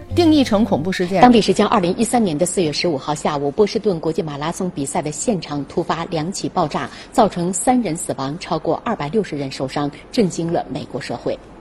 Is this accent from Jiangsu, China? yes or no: no; Tianjin, China; accent: Tianjin dialect; 我们天津这个方言